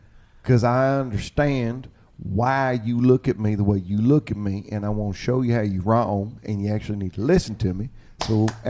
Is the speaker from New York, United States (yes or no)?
no; Oklahoma, United States; And I am white as all get out. I'm from Oklahoma.